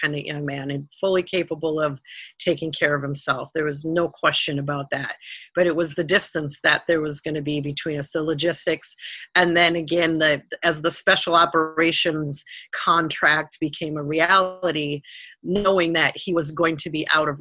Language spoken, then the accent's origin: English; Rosemount, Minnesota, United States; our hometown in Rosemount, Minnesota